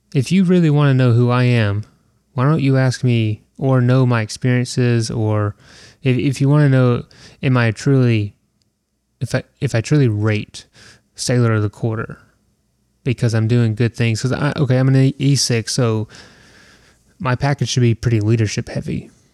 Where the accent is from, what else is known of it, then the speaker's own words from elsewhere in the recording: Southeast, United States; I am from the Southeast